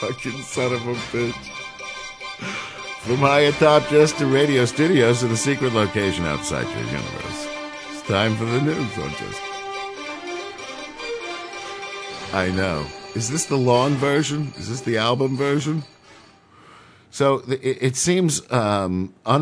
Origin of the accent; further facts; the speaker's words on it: New York City, New York, United States; I grew up in New York City